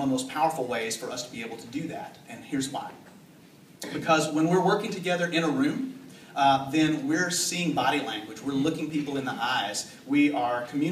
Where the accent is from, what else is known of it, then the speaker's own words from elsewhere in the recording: the South, United States; I'm from the South